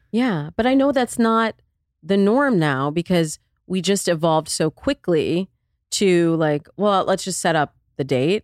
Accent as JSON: {"language": "English", "region": "Midwest", "country": "United States", "said": "I'm from the Midwest"}